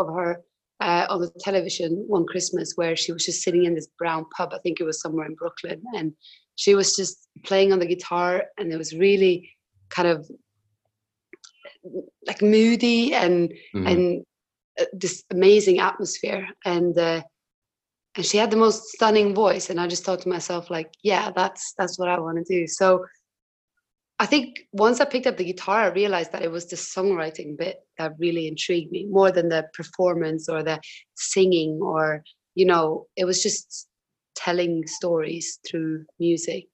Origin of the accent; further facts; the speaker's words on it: Tromsø, Troms, Norway; now in London, United Kingdom; I'm from Tromsø, which is even further north.